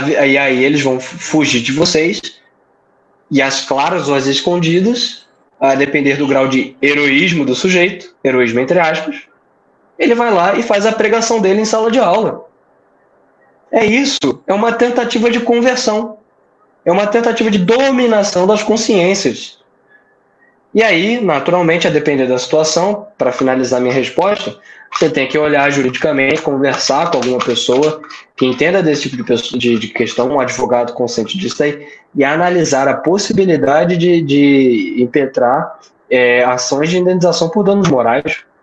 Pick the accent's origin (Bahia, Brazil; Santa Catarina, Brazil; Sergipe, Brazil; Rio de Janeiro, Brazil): Rio de Janeiro, Brazil; now in Paraíba, Brazil; eu moro aqui, mas eu não sou paraibano, sou carioca.